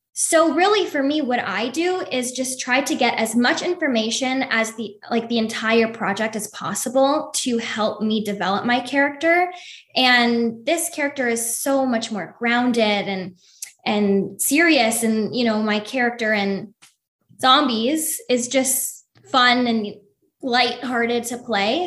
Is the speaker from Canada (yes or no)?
yes; Toronto, Ontario, Canada; moved away as an adult; now in Los Angeles, United States; I'm originally from Toronto, Canada